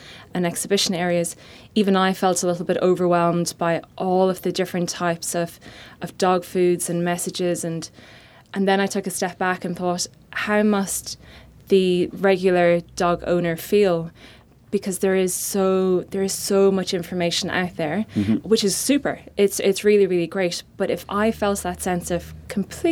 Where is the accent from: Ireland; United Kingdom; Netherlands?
Ireland; Cavan, Ulster; accent: Irish; moved away; I'm Irish, as you can hear, and grew up in a very, very beautiful part of Ireland called Cavan